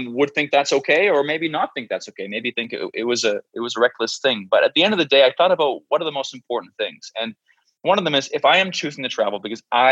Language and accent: English; New Brunswick, Canada; moved away as an adult; also born or lived in Mexico City, Mexico; I've spent time between my hometown in the East Coast of Canada, a small province called New Brunswick, where my family's from